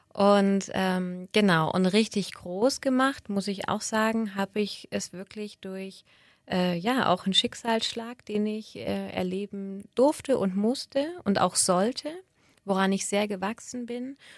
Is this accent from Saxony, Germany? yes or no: no; Böblingen, Baden-Württemberg, Germany; moved away as an adult; also born or lived in Sindelfingen / Altdorf / Berlin / Munich; now in Stuttgart, Germany; komme aber gebürtig aus dem Schwabenländle und bin in Böbling groß geworden